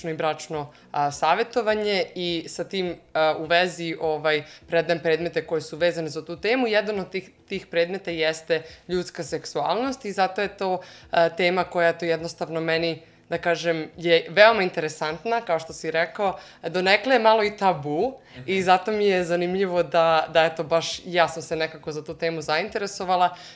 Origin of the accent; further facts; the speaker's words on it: Jagodina, Šumadija and Western Serbia, Serbia; moved away as an adult; now in Germany; imam 28 godina, dolazim iz Jagodine, a, ali evo već a, e, tri, skoro četiri godine živim u Nemačkoj